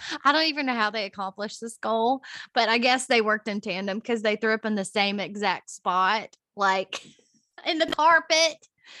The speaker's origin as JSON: {"language": "English", "region": "Virginia", "country": "United States", "tie": "born or raised there", "moved": "yes", "lives_now": "Nashville, United States", "said": "I was born in Virginia."}